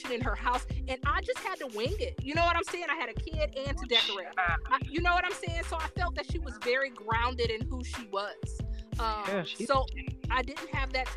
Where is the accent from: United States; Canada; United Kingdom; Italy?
United States; Fort Wayne, Indiana; growing up in Fort Wayne, Indiana